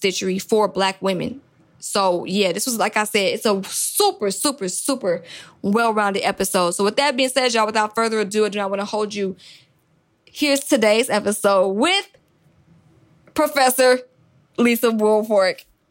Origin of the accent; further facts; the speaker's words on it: Atlanta, Georgia, United States; I'm from Atlanta